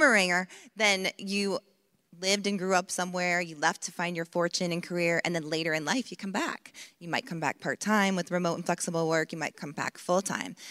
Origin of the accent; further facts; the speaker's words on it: Maine, United States; my home state of Maine